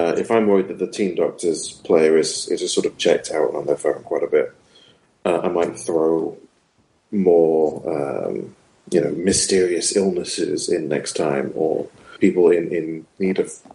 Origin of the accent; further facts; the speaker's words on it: United Kingdom; I'm very British